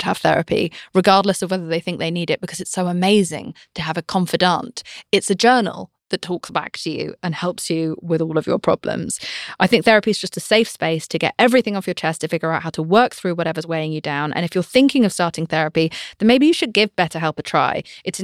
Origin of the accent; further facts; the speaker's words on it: United Kingdom; I'm British